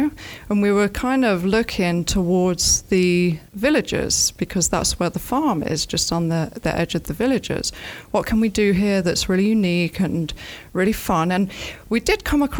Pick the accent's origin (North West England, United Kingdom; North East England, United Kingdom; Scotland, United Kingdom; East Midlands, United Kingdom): East Midlands, United Kingdom; Nottingham; moved away as an adult; also born or lived in London; now in Ocala, United States; I'm from Nottingham originally. I'm from a little village called Crotwell Bishop, which has the best Stilton cheese.